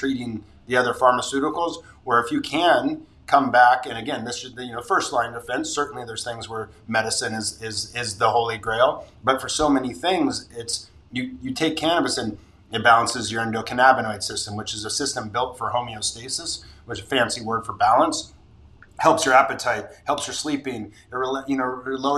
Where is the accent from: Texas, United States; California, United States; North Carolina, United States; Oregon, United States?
California, United States; Santa Barbara; Santa Barbara's my hometown